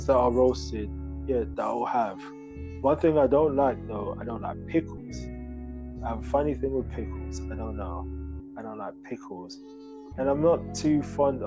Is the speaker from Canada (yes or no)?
no; Ghana; moved away; I'm originally from Ghana, West Africa.